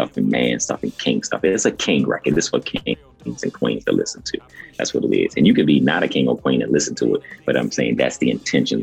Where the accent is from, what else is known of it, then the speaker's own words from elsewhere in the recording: Baltimore, Maryland, United States; me growing up in Baltimore